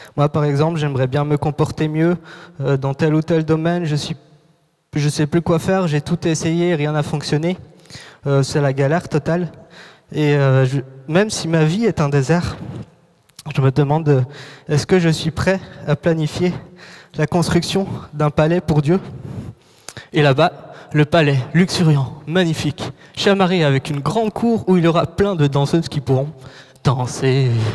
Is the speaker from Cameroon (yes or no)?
no; Morocco; moved away; j'ai grandi au Maroc, j'ai vécu là-bas 10 ans, et du jour au lendemain, donc en 24 heures, en moins de 24 heures, on a dû quitter le pays.